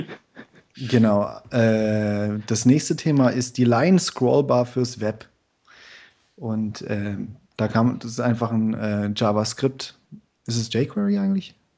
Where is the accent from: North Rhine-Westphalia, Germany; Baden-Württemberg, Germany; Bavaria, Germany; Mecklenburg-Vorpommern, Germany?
Baden-Württemberg, Germany; Stuttgart; ich bin aus Stuttgart. Ich arbeite momentan in Karlsruhe